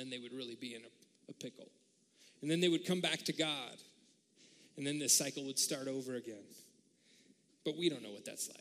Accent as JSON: {"language": "English", "country": "United States", "said": "being an American"}